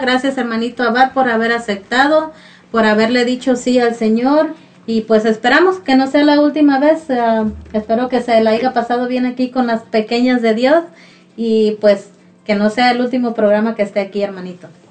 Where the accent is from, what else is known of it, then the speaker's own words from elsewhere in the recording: Mexico; nosotros como mexicanos